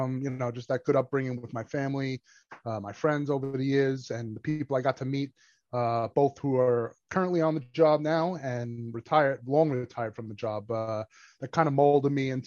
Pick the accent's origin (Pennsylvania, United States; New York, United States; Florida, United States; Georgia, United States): New York, United States; New York City; also born or lived in Brooklyn; born and raised in Staten Island. My parents are from Italy, so I'm first-generation American Italian